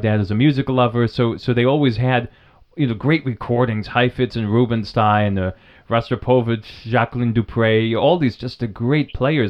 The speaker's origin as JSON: {"language": "English", "region": "New Hampshire", "country": "United States", "tie": "born or raised there", "said": "the local science museum in Vermont, across the river from where I grew up in New Hampshire"}